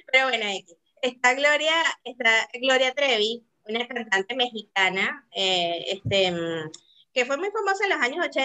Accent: South Korea; yo como buena coreana, o sea, sí me gusta, como te digo, yo lo sé

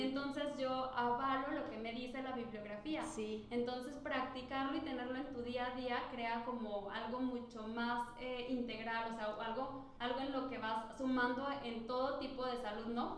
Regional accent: Guadalajara, Jalisco, Mexico; soy tapatía

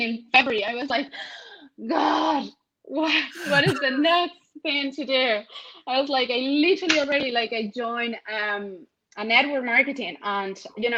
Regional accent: Venezuela; moved away as an adult; now in Ireland; I'm actually from Venezuela. I was born in Venezuela and I have been living in Ireland for the last decade

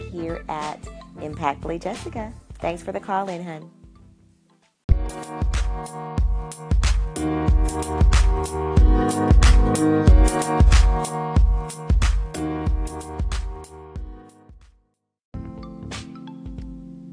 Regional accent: Arkansas, United States; I'm from Arkansas

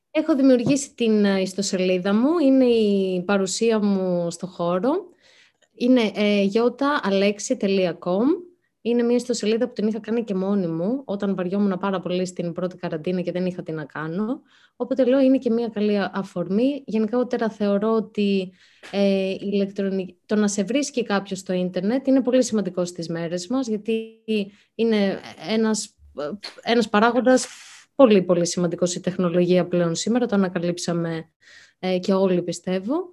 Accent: Vyronas, Attica, Greece; also born or lived in Spata; εγώ μεγάλωσα στο Βύρονα και στα μέσα της Δευτέρας Λυκείου άλλαξα σχολείο και πήγα στα Σπάτα. Επειδή μετακόμισαν οι γονεί μου

